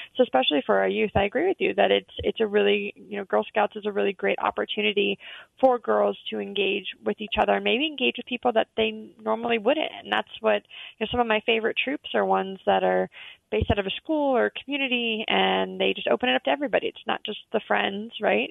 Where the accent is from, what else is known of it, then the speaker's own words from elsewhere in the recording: Atlanta, Georgia, United States; I grew up in Atlanta